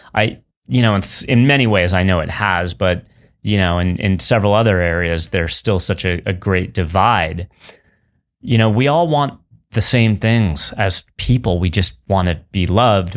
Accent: San Francisco, California, United States; I grew up in San Francisco

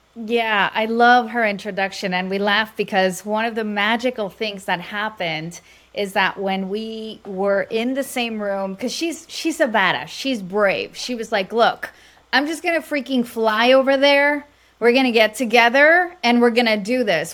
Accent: Mexico; now in Dallas, United States; I'm Latina from Mexico

